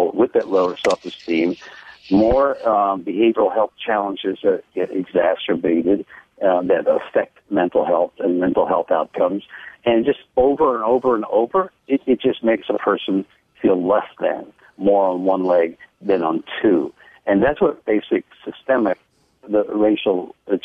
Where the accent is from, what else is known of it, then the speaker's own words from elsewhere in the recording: Deep South, United States; I was raised in the Deep South